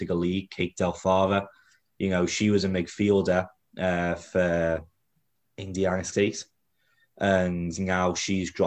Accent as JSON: {"language": "English", "region": "England", "country": "United Kingdom", "moved": "yes", "lives_now": "Kansas City, United States", "said": "I'm English"}